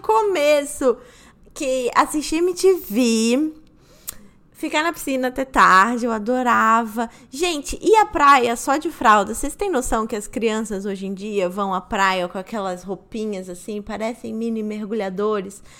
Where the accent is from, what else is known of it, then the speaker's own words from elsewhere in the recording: Rio de Janeiro, Brazil; quando eu era pequena, eu morava na Barra